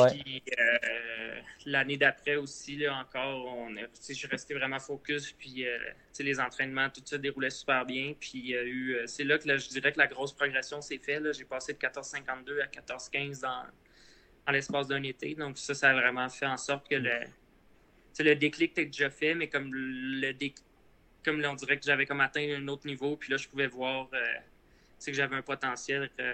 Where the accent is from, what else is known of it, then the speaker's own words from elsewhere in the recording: Repentigny, Quebec, Canada; j'ai grandi à Repentigny. C'est euh, pas trop loin de Montréal.